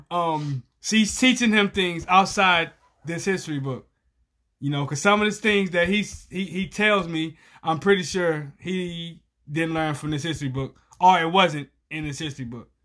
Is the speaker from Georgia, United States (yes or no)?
no; Galveston, Texas, United States; moved away; I'm from Galveston, which is a small town